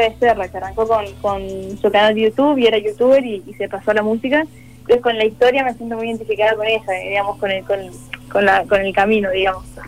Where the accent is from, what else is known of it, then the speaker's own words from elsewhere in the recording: Córdoba, Argentina; soy de Córdoba